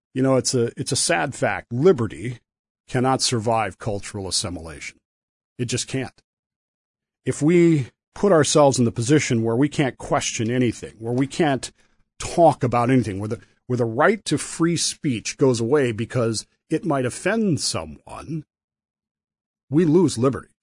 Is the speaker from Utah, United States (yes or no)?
yes; Utah, United States; moved away as an adult; also born or lived in Portsmouth, Virginia; I am a sailor from Utah